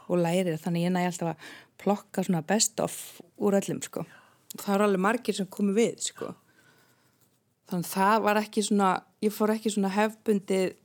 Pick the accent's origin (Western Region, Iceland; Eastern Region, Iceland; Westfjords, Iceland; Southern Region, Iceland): Southern Region, Iceland; Vík í Mýrdal; moved away; also born or lived in Reykjavík; ég elst upp í Viki Myrdal